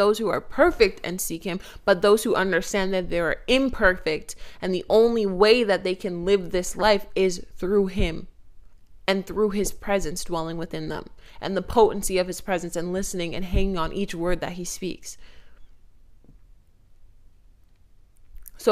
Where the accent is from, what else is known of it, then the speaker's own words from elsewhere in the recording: Toronto, Ontario, Canada; I'm from Toronto. So those roots, they run deep.